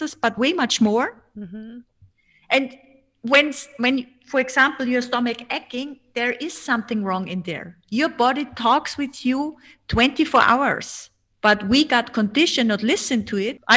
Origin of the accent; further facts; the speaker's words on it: Austria; first language German; English is a second language; Hello from Austria.